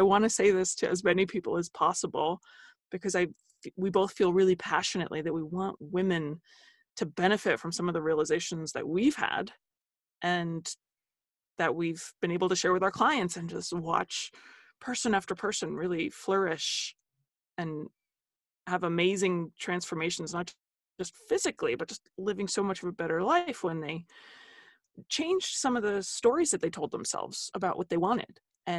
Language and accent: English; Holmdel, New Jersey, United States; also born or lived in New Brunswick, New Jersey; I am from Jersey.